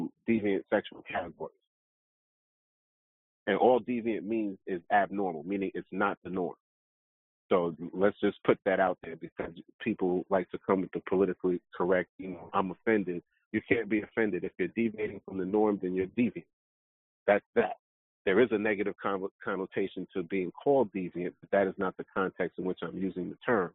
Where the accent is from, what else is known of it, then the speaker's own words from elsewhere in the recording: New York City, New York, United States; I knew a couple of them growing up in Brooklyn